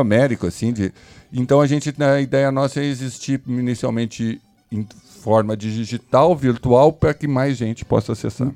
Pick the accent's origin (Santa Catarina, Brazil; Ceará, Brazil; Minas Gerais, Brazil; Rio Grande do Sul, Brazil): Rio Grande do Sul, Brazil; nós somos brasileiros, gaúcho brasileiro